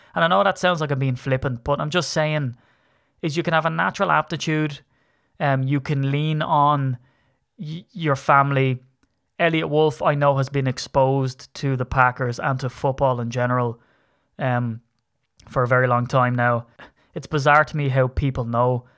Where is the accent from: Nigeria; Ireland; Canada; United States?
Ireland; I'm a leprechaun from Ireland